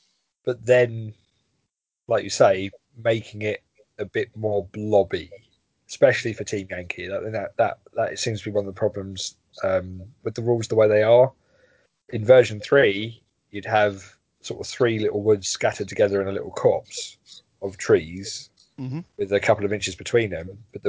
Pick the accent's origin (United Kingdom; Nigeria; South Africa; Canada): Canada; As a Canadian, I'm contractually obliged to highlight Leo Major